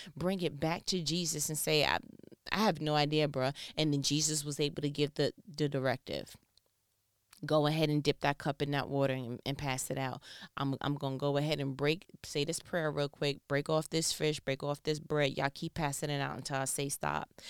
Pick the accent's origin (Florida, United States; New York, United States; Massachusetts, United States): New York, United States; I'm from New York